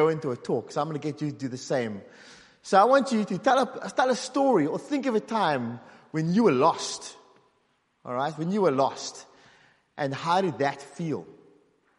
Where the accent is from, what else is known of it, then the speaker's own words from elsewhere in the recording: South Africa; moved away as an adult; now in Northern Ireland, United Kingdom; I grew up in South Africa